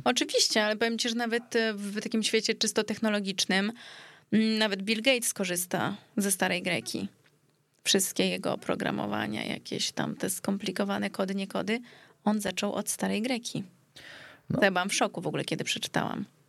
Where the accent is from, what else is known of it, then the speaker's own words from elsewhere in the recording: Greece; now in Warsaw, Poland; Urodziłam w się w Polsce, bo akurat wtedy byliśmy w Polsce, u nas na, na Żelaznej, ale później bardzo długi czas się wychowywałam w Grecji